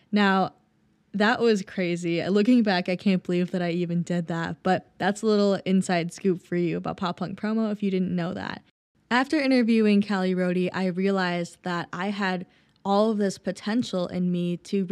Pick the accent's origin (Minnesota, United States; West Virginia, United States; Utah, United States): Minnesota, United States; Lakeville; my hometown of Lakeville, Minnesota